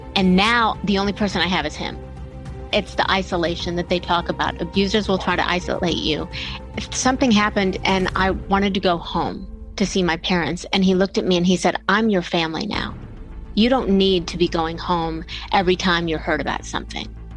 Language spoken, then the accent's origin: English; Bellevue, Ohio, United States; now in Atlanta, United States; I grew up in Bellevue, Ohio, which is a tiny little town smack between Toledo and Cleveland